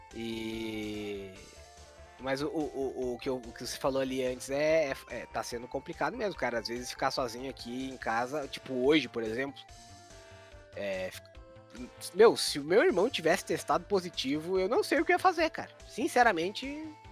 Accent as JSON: {"language": "Portuguese", "region": "interior of Santa Catarina", "country": "Brazil", "tie": "born or raised there", "said": "a cidade onde eu nasci, no interior do interior de Santa Catarina"}